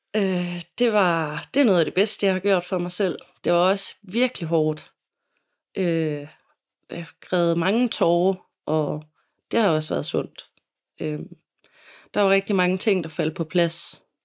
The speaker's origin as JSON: {"language": "Danish", "town": "Silkeborg", "region": "Central Denmark Region", "country": "Denmark", "tie": "born or raised there", "also_born_or_lived": "Copenhagen", "said": "jeg savner mine venner øh, hjemme i Silkeborg. Og ja, har lyst til at flytte tilbage til Silkeborg"}